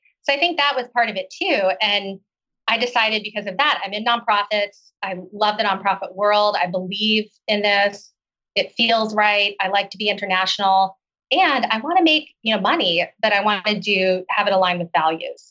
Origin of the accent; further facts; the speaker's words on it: Oklahoma, United States; moved away as an adult; also born or lived in China / Seattle; I grew up in Oklahoma